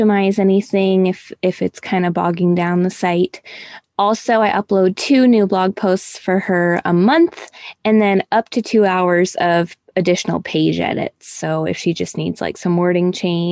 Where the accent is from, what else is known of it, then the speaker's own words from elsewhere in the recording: Michigan, United States; moved away as an adult; also born or lived in Houston, Texas; now in Ohio, United States; we're originally from Michigan